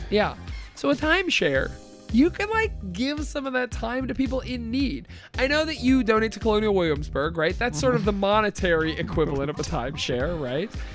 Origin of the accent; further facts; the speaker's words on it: Canada; we're Canadian.